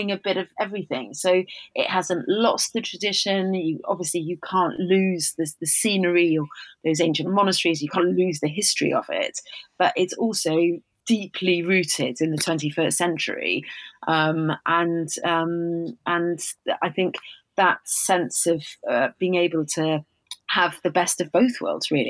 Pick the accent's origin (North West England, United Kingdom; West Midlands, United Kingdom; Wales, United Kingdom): Wales, United Kingdom; I'm Welsh.